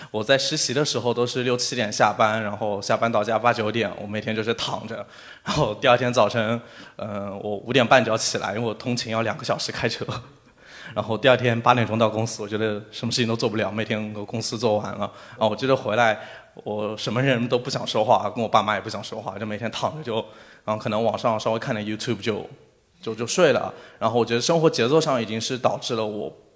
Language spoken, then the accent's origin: Chinese; Shanghai, China; 我虽然是一个上海的，呃，就是可以说上海土著，我自己有房有车